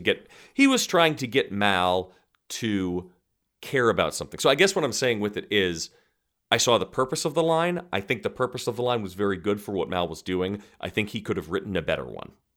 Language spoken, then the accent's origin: English; United States; as an American actor